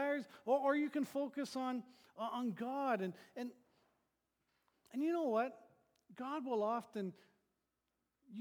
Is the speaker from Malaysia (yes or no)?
no; Thunder Bay, Ontario, Canada; moved away; I grew up in Northern Ontario, in Thunder Bay